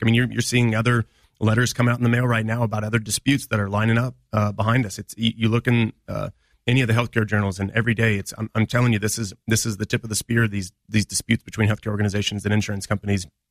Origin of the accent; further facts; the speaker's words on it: Quincy, Illinois, United States; now in Springfield, United States; I come from the Quincy area